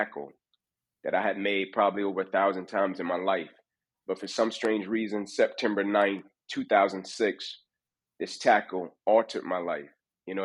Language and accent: English; Atlanta, Georgia, United States; I grew up inner city Atlanta, born to a mother at 16 years old